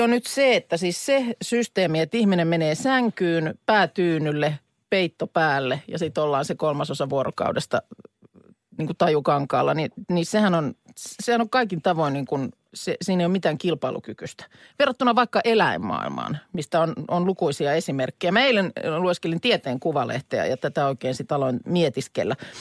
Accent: Lahti, Päijät-Häme, Finland; meillä Lahdessa

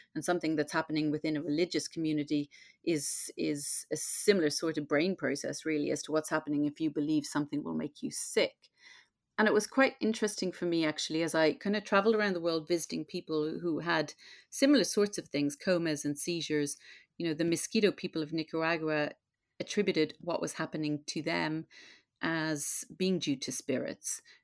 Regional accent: Ireland; now in London, United Kingdom; I grew up in Catholic Ireland in that very Catholic time.

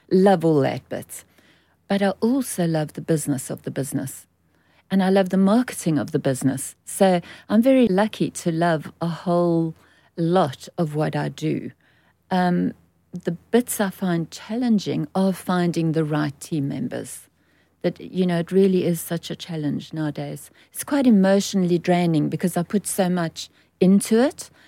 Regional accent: South Africa; moved away as an adult; now in United Kingdom; I'm born and bred in South Africa

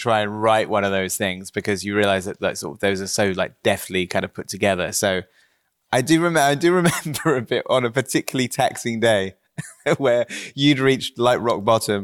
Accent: Wells, South West England, United Kingdom; moved away; growing up in Somerset

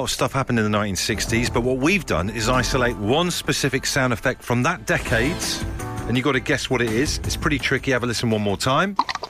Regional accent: Brixham, South West England, United Kingdom; There's me growing up in Brixham in South Devon. I have to travel half an hour to a nightclub.

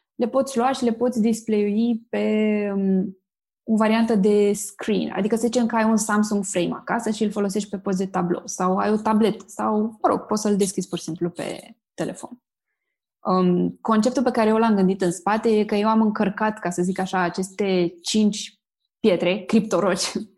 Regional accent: Romania; noi ca români

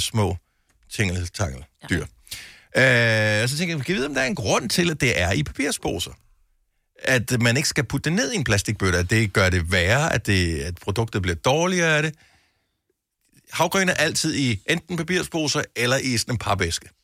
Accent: Denmark; also born or lived in Funen; now in Zealand, Denmark; jeg er jo fra Jylland oprindeligt

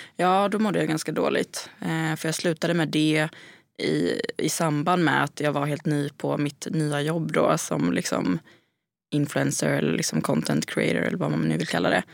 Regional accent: Gothenburg, Västra Götaland, Sweden; moved away; har ju inte heller liksom lika många vänner här som jag hade hemma i Göteborg

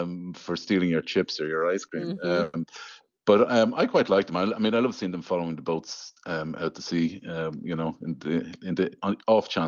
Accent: Drogheda, County Louth, Ireland; now in Kilkenny, Ireland; Drogheda, which is my hometown.

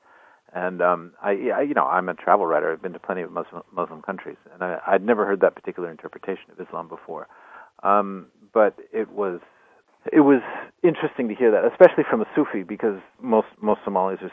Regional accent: United States; moved away; also born or lived in Berlin, Germany; I'm an American, but I was living in Berlin for a long time

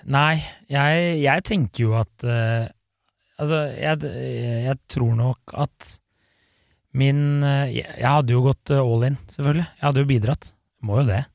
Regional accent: Bærum, Akershus, Norway; Jeg er jo fra Bærum

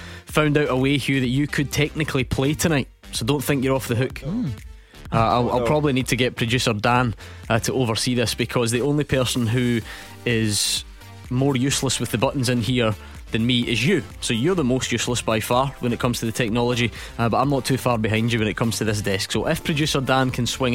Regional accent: Motherwell, Scotland, United Kingdom; born or raised there

